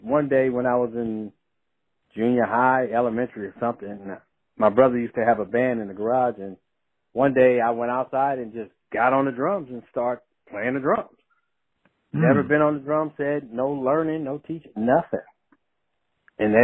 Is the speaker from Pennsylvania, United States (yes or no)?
no; Compton, California, United States; I'm from Compton, you know, really from Compton. I went to Compton High.